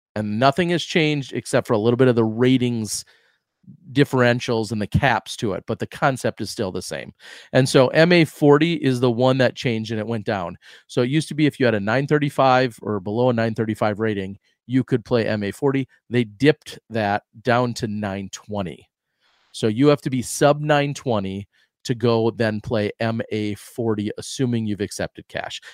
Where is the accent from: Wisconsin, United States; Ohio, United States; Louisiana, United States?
Wisconsin, United States; I grew up in Wisconsin